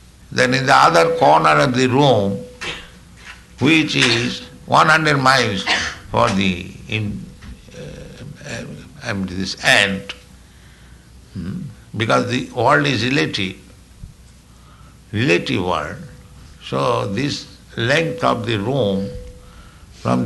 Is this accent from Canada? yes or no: no; India; I am Indian